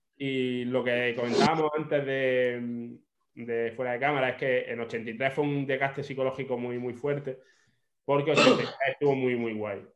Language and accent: Spanish; Granada, Andalusia, Spain; also born or lived in Australia; yo soy de Granada